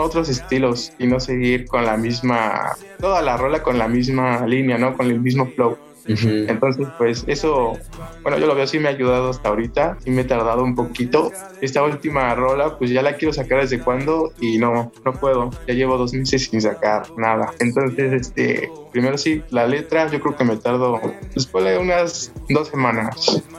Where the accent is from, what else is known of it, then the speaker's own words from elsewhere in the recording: Tlalnepantla, State of Mexico, Mexico; Yo soy del estado, aquí en Tlanepantla